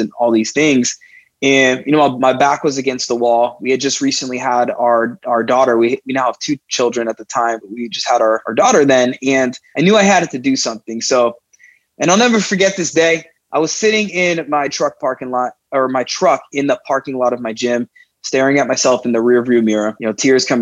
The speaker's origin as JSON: {"language": "English", "town": "South Miami", "region": "Florida", "country": "United States", "tie": "born or raised there", "said": "I grew up in South Miami"}